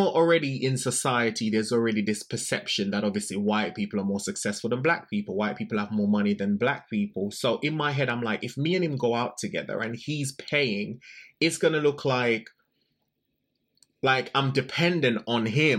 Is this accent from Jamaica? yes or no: yes; Jamaica; I'm a gay man. I'm from Jamaica